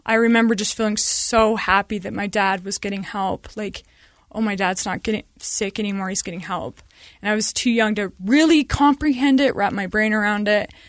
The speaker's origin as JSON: {"language": "English", "town": "Sandy", "region": "Utah", "country": "United States", "tie": "born or raised there", "said": "I grew up in Sandy and we had a stay at home mom"}